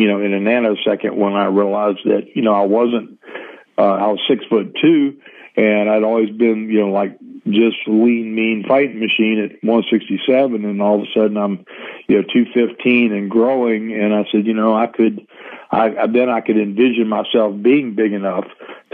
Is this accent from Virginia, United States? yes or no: yes; Norfolk, Virginia, United States; Norfolk Scope, which was a bigger arena in my hometown.